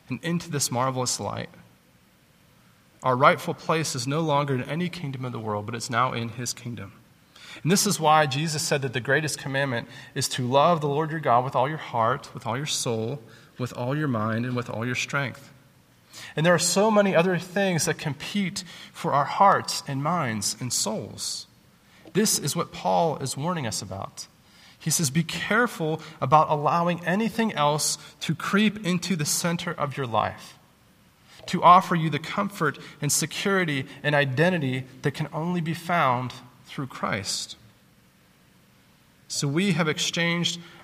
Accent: Southern United States, United States; As good Southern Americans in a military town

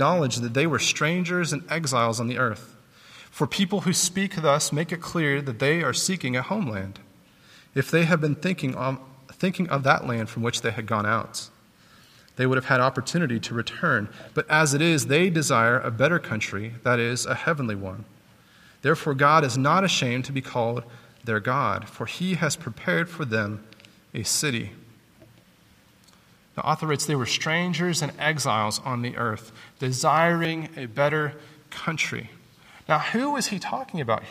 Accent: Southern United States, United States; As good Southern Americans in a military town

